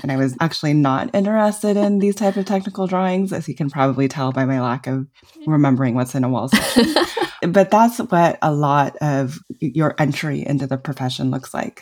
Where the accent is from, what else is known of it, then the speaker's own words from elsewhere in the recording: New Mexico, United States; I grew up in New Mexico